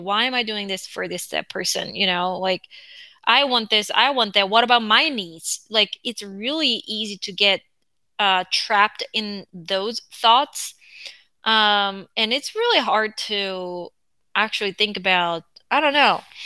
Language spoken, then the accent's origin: English; South Korea; English is a second language; moved away